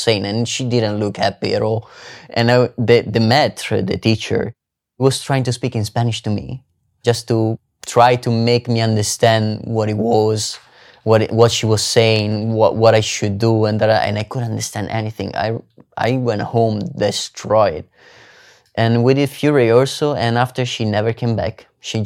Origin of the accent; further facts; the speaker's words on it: Italy; English is a second language; moved away as an adult; now in San Francisco, United States; my hometown, my life, my family. I mean, San Francisco is really far away from Italy.